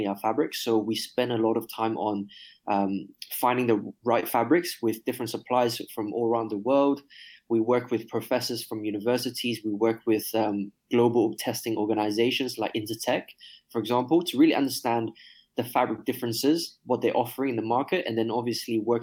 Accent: Hong Kong; moved away as an adult; born and raised in Hong Kong

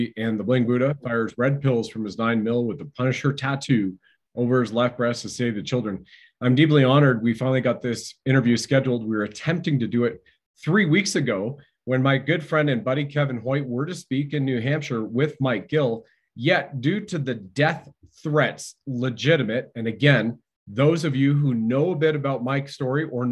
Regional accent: Toronto, Ontario, Canada; I grew up near in Toronto

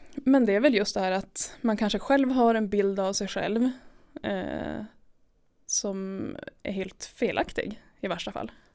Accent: Jukkasjärvi, Norrbotten County, Sweden; jag är uppvuxen i Jukkasjärvi.

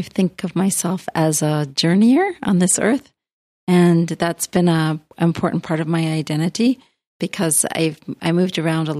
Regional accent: New England, United States; moved away as an adult; now in Japan; I grew up in New England in the mountains

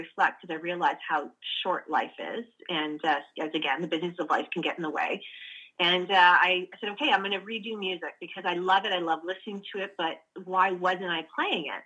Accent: Canada; I am a Canadian

